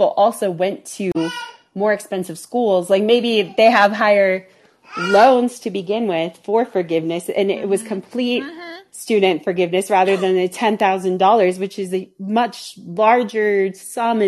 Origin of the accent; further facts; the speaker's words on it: Washington, United States; moved away as an adult; also born or lived in Utah; I grew up in Washington State, but then I went to school in Utah at BYU